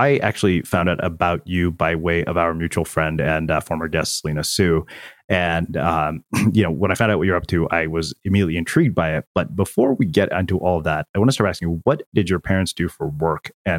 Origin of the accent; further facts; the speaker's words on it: India; Of course, being Indian, Yes. That's like just naturally embedded into the way we grow up.